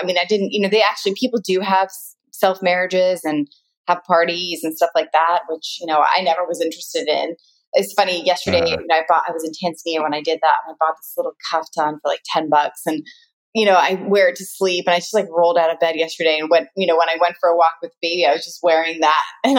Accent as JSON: {"language": "English", "country": "United States", "said": "But that's where I realize I'm very American because I'm like, oh, I love being tanner, the darker, the better. When I was younger, I always loved being half Indian."}